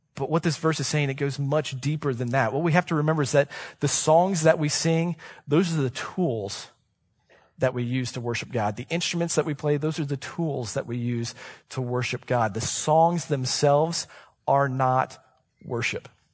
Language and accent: English; Columbus, Ohio, United States; I was born and raised in Columbus, Ohio